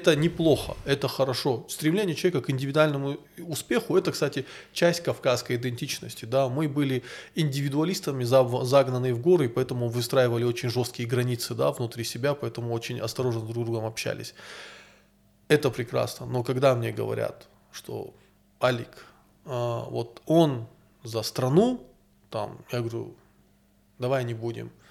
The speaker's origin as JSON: {"language": "Russian", "region": "North Caucasus", "country": "Russia", "said": "Такое ощущение, будто бы мы, кавказцы, не можем дать миру ничего, кроме своей хорошей физиологии."}